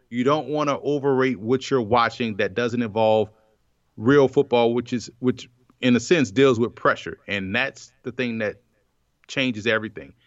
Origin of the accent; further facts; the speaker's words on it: New Orleans, Louisiana, United States; growing up in New Orleans, a Saints fan